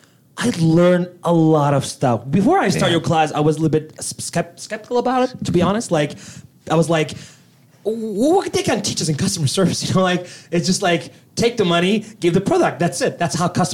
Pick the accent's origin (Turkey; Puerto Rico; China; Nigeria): Turkey; moved away as an adult; now in Canada; I'm from a beautiful country called Turkey